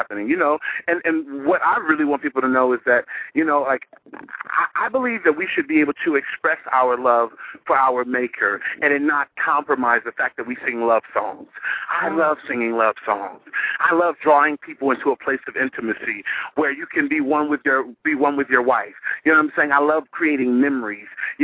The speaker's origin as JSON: {"language": "English", "town": "Dallas", "region": "Texas", "country": "United States", "said": "I'm from Dallas."}